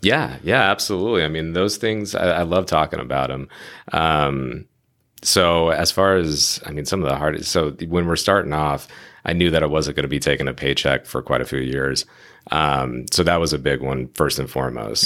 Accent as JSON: {"language": "English", "town": "Phoenix", "region": "Arizona", "country": "United States", "moved": "yes", "lives_now": "San Diego, United States", "said": "we're both randomly from Phoenix"}